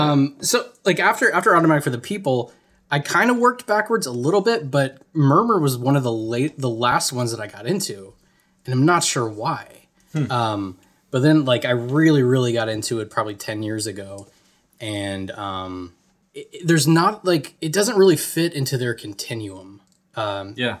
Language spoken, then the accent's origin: English; Atlanta, Georgia, United States; I'm from Atlanta or outside of Atlanta